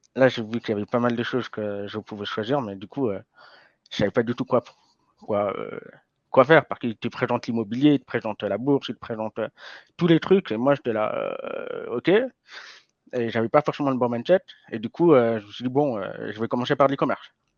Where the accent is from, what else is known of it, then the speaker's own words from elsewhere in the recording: Lausanne, Vaud, Switzerland; j'ai grandi à Lausanne.